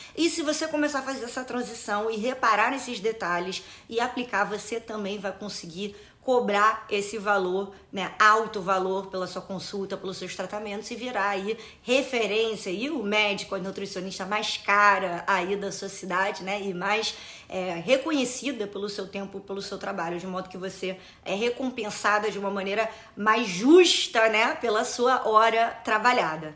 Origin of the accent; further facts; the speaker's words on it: Rio de Janeiro, Brazil; eu vou dar o exemplo do Rio de Janeiro, que é né, da minha cidade natal